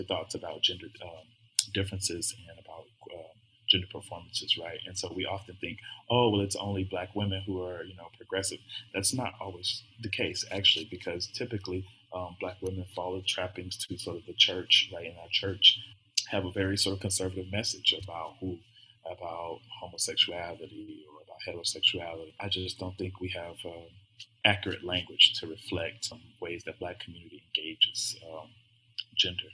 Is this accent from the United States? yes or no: yes; the South, United States; I'm from the South